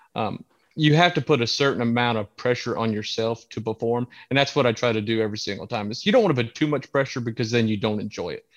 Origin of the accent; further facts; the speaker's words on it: Santee Cooper, South Carolina, United States; I grew up on Santee Cooper.